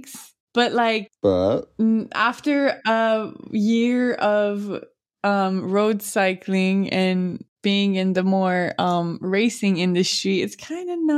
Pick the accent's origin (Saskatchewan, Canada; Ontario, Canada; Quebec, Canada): Quebec, Canada; Montreal; I'm born and raised in Montreal.